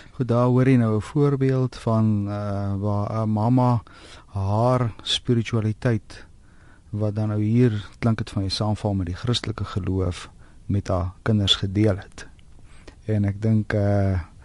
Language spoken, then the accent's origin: Afrikaans; South Africa; ons as Afrikaners